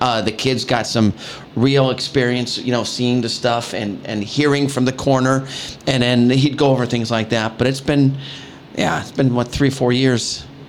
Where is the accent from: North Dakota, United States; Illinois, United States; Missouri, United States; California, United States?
Illinois, United States; Chicago; now in Porter County, Indiana, United States; I grew up in Chicago